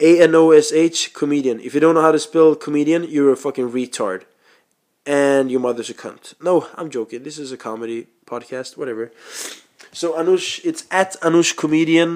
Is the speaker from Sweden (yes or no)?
yes; Sweden; first language Swedish; English is a second language; I was born in Sweden